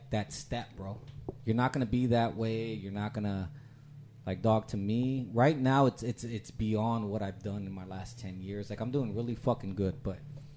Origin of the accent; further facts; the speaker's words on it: San Antonio, Texas, United States; big west side. That's where I grew up.